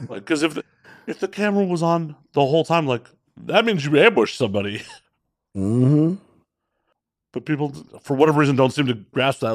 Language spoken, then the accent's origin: English; Chicago, Illinois, United States; also born or lived in Las Vegas, Nevada; now in Los Angeles, United States; I'm from Chicago originally